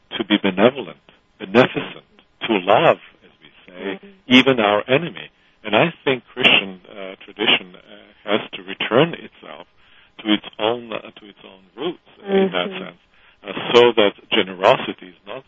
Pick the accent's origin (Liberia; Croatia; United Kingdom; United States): Croatia; I come from Croatia